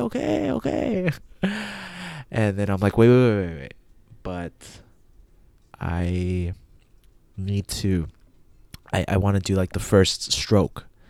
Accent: El Paso, Texas, United States; El Paso, Texas, which is where I always leave from, my hometown

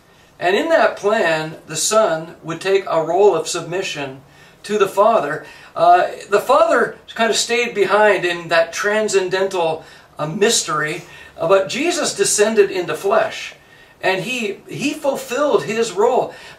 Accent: Canada; now in United States; I'm a Canadian. I've lived in the United States almost as much as I've lived in Canada.

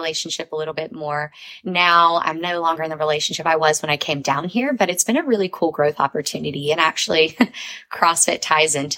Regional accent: Long Beach, Mississippi, United States; moved away as an adult; also born or lived in Florida; now in Bradenton, United States; a little town called Long Beach, Mississippi is where I was born and raised. I lived there for 25 years of my life

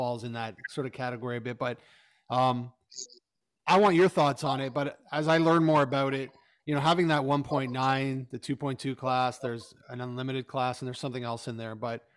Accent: Canada; as a Canadian

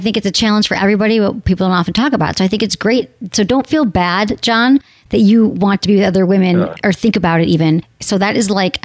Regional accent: Michigan, United States; I'm from Michigan

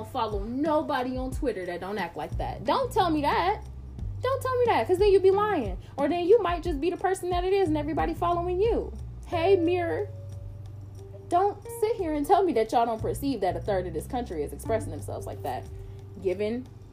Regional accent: United States; I am American

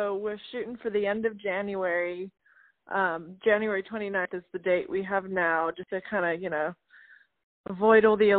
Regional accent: South West England, United Kingdom; now in Nashville, United States; But I grew up in Gloucestershire, England, which is probably the word that you can't pronounce.

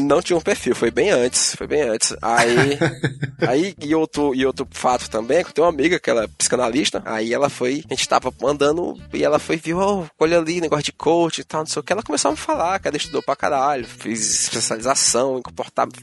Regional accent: Ceará, Brazil; eu sou do Ceará

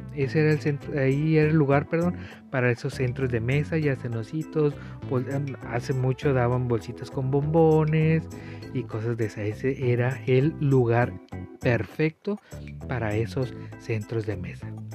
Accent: Tijuana, Baja California, Mexico; Aquí en Tijuana, por lo menos en las escuelas que yo estuve

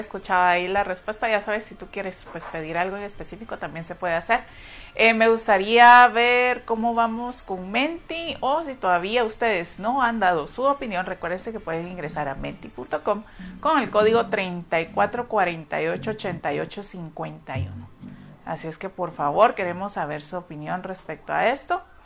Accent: Guatemala; así somos nosotros los guatemaltecos, somos muy cálidos

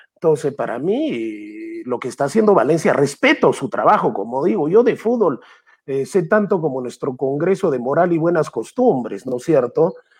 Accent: Arequipa, Peru; Yo soy arequipeño primero, pero eso no me quita que sea peruano.

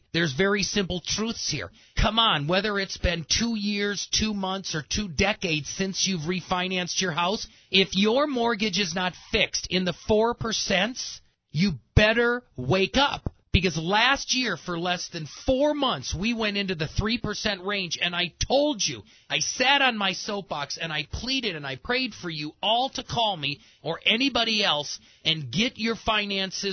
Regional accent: Midwest, United States; now in Colorado Springs, United States; I grew up in the Midwest

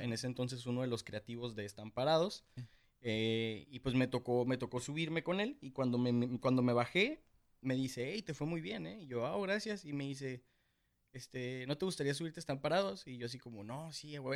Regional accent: Tijuana, Baja California, Mexico; aquí en Tijuana todos somos

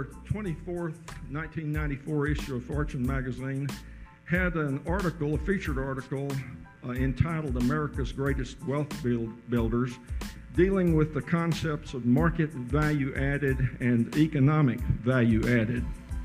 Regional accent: Riverside, Connecticut, United States; I'm from Riverside, Connecticut.

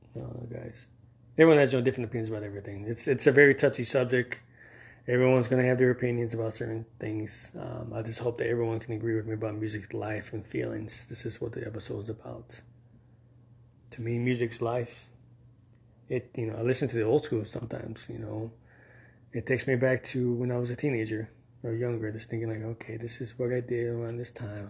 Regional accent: Miami, Florida, United States; I grew up in Miami, the three oh five, Dade County

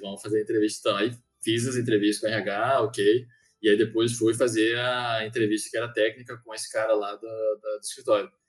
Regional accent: Maranhão, Brazil; moved away; aí eu voltei pro Maranhão, que eu sou do Maranhão, inclusive

